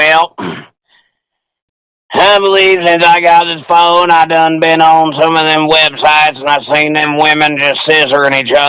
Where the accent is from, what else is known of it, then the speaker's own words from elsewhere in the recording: Louisiana, United States; accent: country; I'm from Louisiana.